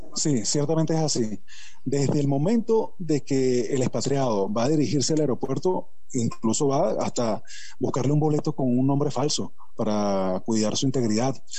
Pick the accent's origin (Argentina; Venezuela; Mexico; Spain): Venezuela; mi país